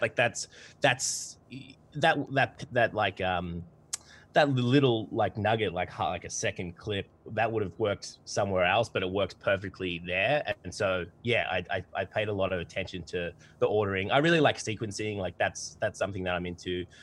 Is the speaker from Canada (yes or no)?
no; Australia; accent: twangy